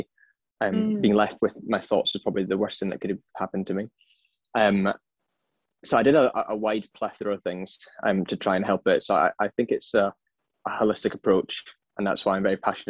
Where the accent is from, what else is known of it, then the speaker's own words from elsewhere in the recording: Edinburgh, Scotland, United Kingdom; moved away as an adult; also born or lived in London; now in Sydney, Australia; So I am originally from Edinburgh and now I'm based in sunny Sydney